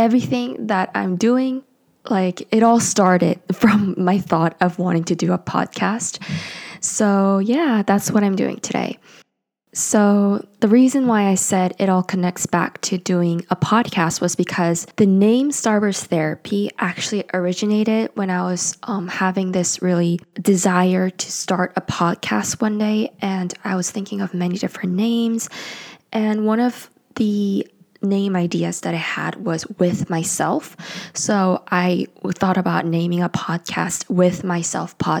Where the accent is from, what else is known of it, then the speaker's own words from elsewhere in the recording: South Korea; English is a second language; also born or lived in United States; now in Seoul, South Korea; I am from South Korea and I currently live in Seoul, South Korea